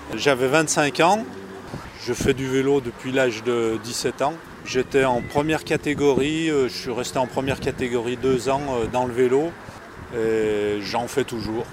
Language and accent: French; La Tour-du-Pin, Auvergne-Rhône-Alpes, France; Je suis natif de la Tour du Pin